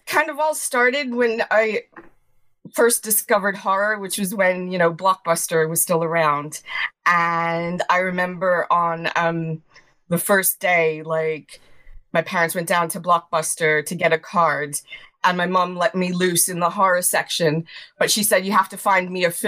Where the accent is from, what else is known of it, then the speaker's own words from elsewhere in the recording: Long Island, New York, United States; moved away as an adult; now in London, United Kingdom; I'm originally from Long Island